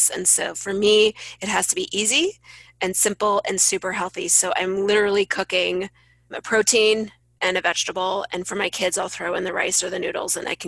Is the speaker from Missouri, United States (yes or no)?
yes; St. Louis, Missouri, United States; St. Louis.